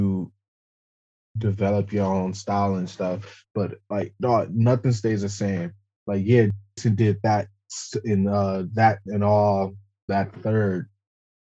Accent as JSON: {"language": "English", "town": "Roseville", "region": "Michigan", "country": "United States", "tie": "born or raised there", "said": "I'm black and I'm from Michigan"}